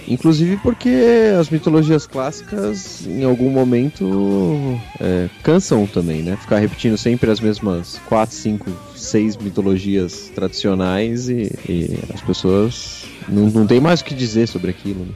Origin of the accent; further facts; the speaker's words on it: Brazil; Somos brasileiros